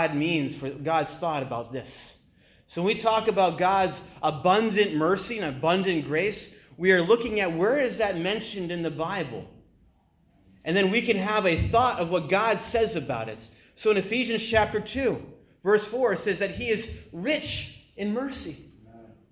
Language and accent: English; New England, United States; also born or lived in China; I'm from New England